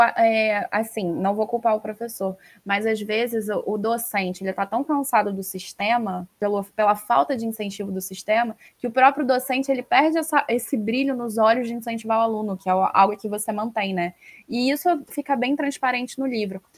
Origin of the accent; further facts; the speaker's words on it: Rio de Janeiro, Brazil; eu sou carioca